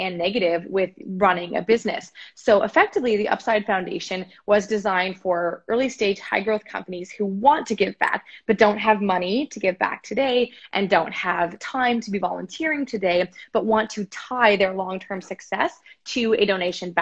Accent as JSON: {"language": "English", "country": "Canada", "said": "as a Canadian citizen"}